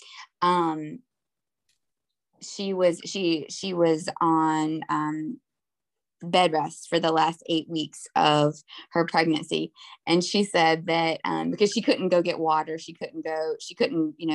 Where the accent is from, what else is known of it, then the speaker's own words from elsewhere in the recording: North Carolina, United States; also born or lived in Harlem, New York; now in New York, United States; I grew up in North Carolina, but I've been here for about 20 years